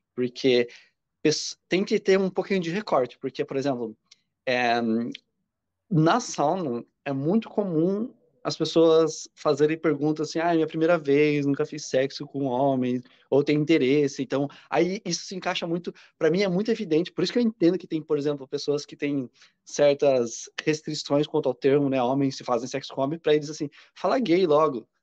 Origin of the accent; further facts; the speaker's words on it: Curitiba, Paraná, Brazil; moved away as an adult; now in São Paulo, Brazil; eu sou de Curitiba, mas eu mudei para São Paulo.